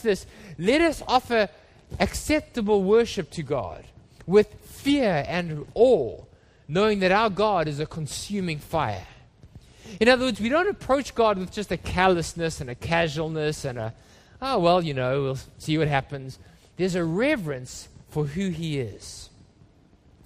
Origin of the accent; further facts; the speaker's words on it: Johannesburg, Gauteng, South Africa; when I was a boy, we grew up in Johannesburg, and we don't live in apartments in South Africa